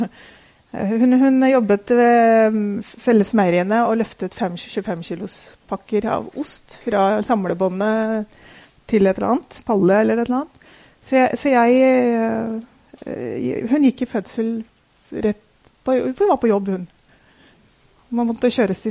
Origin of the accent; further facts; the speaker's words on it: Oslo, Norway; Jeg er født og oppvokst i Oslo